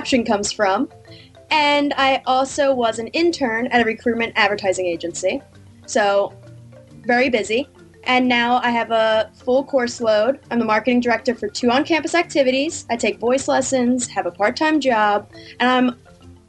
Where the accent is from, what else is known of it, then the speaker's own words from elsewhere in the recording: Langhorne, Pennsylvania, United States; also born or lived in Ithaca, New York; I'm from Langhorne, Pennsylvania